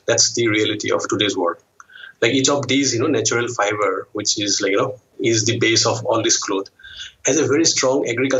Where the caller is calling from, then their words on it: Guwahati, Assam, India; I am the co-founder of Seven Weaves Social, and I'm calling in from Guwahati in India's northeast.